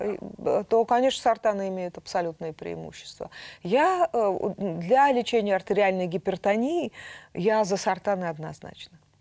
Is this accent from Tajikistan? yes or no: no; Altai Krai, Russia; now in Moscow, Russia; Я родилась в Алтайском крае.